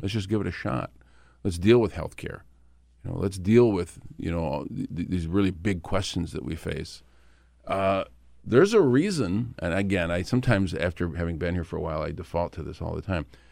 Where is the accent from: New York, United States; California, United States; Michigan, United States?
Michigan, United States; Flint; my hometown of Flint.